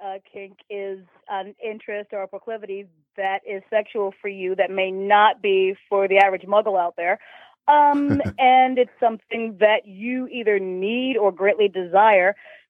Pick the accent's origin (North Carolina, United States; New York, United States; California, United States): New York, United States; New York City; moved away as an adult; now in Columbus, United States; I live in Columbus, Ohio. I'm from Brooklyn, New York, but I moved here about 20 years ago. I'm raising a family here